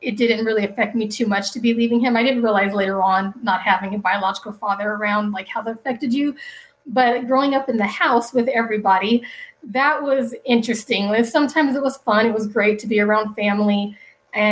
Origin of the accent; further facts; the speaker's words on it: Denver, Colorado, United States; also born or lived in Wichita, Kansas; I was born in Wichita, Kansas, and I was only there for about maybe 4 years. We moved to Denver, Colorado, where my mom's parents live.